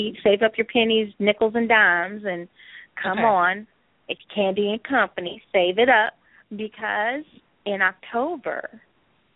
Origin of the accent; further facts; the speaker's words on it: Cleveland, Ohio, United States; I was raised in a Jewish neighborhood in Cleveland. And the C is to remember that I came from C-Town. I came from Cleveland.